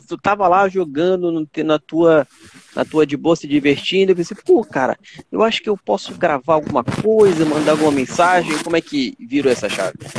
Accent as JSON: {"language": "Portuguese", "region": "Pará", "country": "Brazil", "said": "eu sou, eu sou do Pará"}